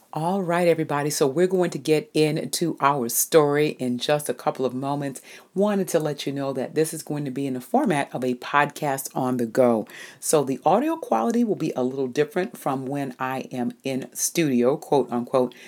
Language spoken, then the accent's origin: English; New England, United States; I'm from New England, so you know we get we get pretty brutal winters